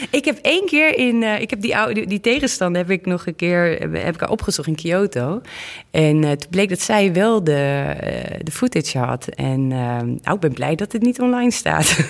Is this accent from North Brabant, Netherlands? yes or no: yes; Oss, North Brabant, Netherlands; de burgemeester van Ols, waar ik vandaan kom, dat was een man.